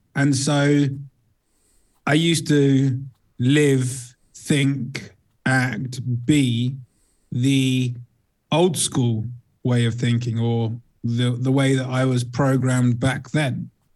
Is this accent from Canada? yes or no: no; England, United Kingdom; also born or lived in south of Spain; now in Spain; I hail from England, but I live in sunnier place.